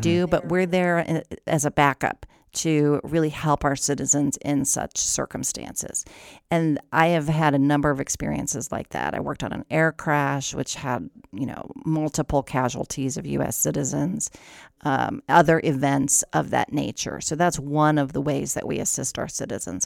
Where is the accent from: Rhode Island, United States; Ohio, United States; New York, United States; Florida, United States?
Ohio, United States; moved away; I'm from Ohio.